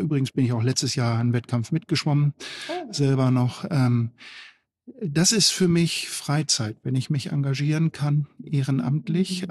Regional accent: East Frisia, Lower Saxony, Germany; now in Gera, Germany; Ich komme ja aus Ostfriesland

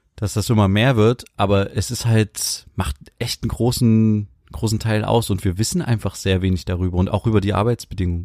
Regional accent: Germany; wir als Deutsche

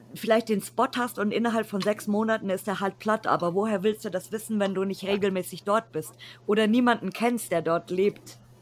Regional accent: Bavaria, Germany; selbst ich als, als Bayer kenne mich nicht in Bayern aus

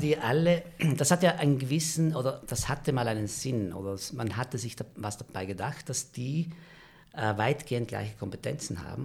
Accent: a side valley of Merano, South Tyrol, Trentino-Alto Adige, Italy; moved away as an adult; also born or lived in Italy (studied); now in Vienna, Austria; Ich bin geboren in Meran, aber bin aufgewachsen in einem Seitental

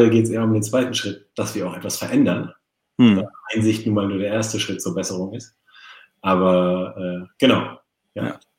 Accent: Norderney, Lower Saxony, Germany; Föhr. Auf nee, Norderney. Föhr, Föhr waren die anderen.

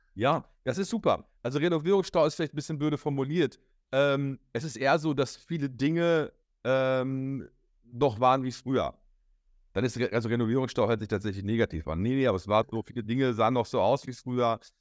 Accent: Hamm, North Rhine-Westphalia, Germany; hier bei uns in Hamm

